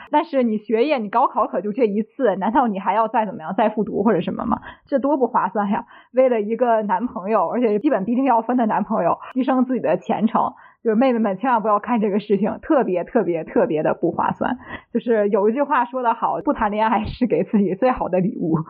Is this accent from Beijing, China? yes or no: no; Tianjin, China; 我作为一个天津人